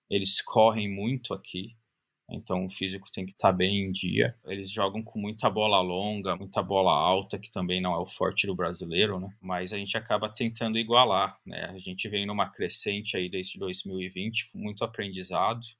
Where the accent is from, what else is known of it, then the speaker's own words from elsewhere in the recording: Brazil; moved away as an adult; now in Australia; Inclusive, o Brighton Heat não é o primeiro clube que eu faço parte da fundação no Brasil, na minha cidade natal. Eu já fundei um outro time que existe até hoje. Desde 2009 eu vim para cá, vim para a Austrália